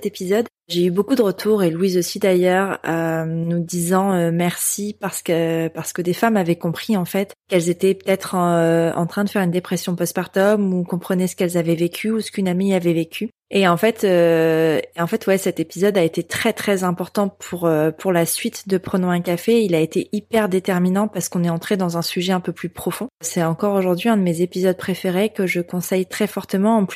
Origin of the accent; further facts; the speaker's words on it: northern France, France; Euh, enfin, je viens du nord de la France